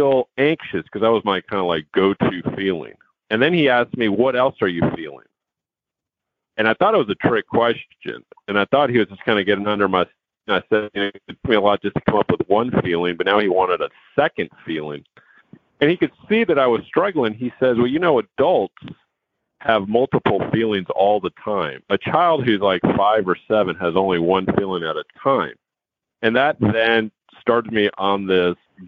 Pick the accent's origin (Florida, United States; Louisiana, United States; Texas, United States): Texas, United States; Houston; also born or lived in New York City, United States; I was born in New York City, but I grew up here in Houston